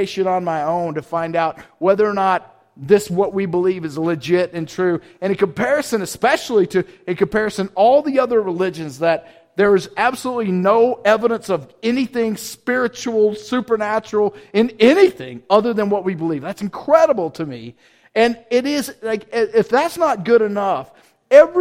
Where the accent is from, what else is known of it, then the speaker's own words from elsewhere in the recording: the South, United States; I'm from South, so I say wrestling